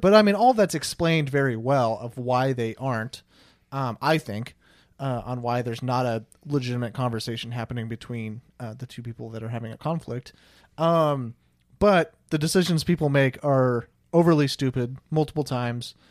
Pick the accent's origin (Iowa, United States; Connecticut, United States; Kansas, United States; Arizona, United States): Kansas, United States; Olathe; now in Wichita, United States; I'm from the Kansas City area